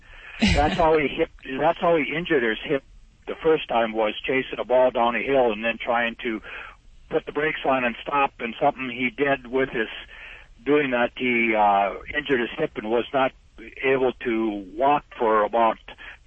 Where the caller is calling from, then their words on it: North Dakota, United States; Well, right now I'm in North Dakota. I'm a truck driver on the road.